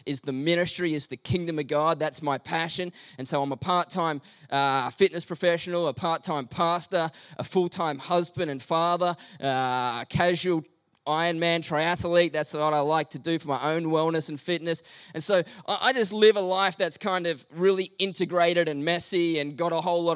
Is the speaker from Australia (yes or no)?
yes; Melbourne, Victoria, Australia; we're from Melbourne and we don't have beaches